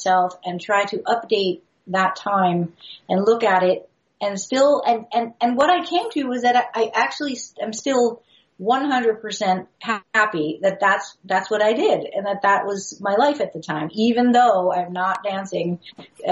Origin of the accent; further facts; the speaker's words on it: New York, United States; a girl growing up in New York at the time doing ballet